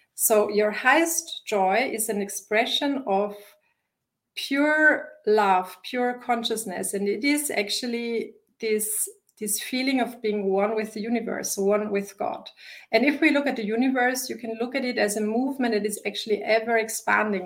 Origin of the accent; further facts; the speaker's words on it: Vienna, Austria; English is a second language; also born or lived in Wisconsin; I live in Vienna. This is my home base, it's my hometown